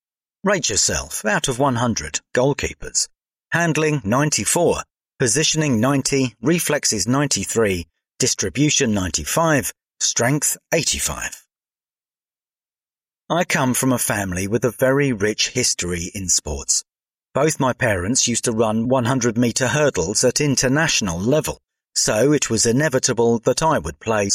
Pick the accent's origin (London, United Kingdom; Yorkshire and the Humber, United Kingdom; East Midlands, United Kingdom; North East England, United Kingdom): London, United Kingdom; I grew up around the South London area, so the first team I played for was Bromley FC, back when they were a Sunday league side.